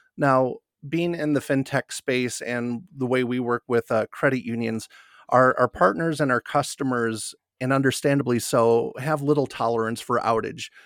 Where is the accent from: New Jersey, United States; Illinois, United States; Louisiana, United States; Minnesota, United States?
Illinois, United States; Northern; moved away as an adult; also born or lived in Wisconsin; now in Denver, United States; I'm a Midwest guy at heart, born and raised in Northern Illinois